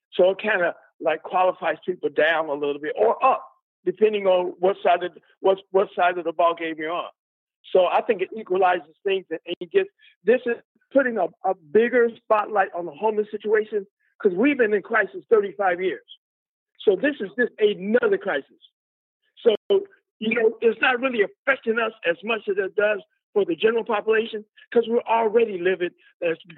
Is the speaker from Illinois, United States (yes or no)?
yes; Chicago, Illinois, United States; now in San Francisco, United States; I'm from Chicago.